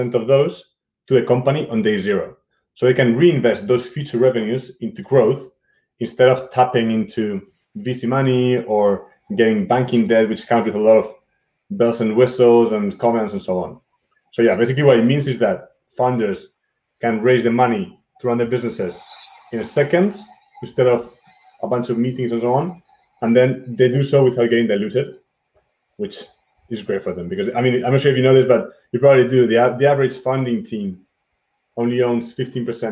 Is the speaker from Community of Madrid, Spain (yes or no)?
yes; Madrid, Community of Madrid, Spain; moved away as an adult; also born or lived in England / Germany / Munich / London; I'm originally from Madrid, from Spain. I grew up there, lived in England and Germany.